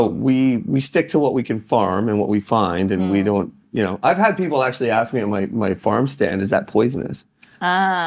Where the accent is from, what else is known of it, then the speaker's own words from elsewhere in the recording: Canada; I'm one Canadian kid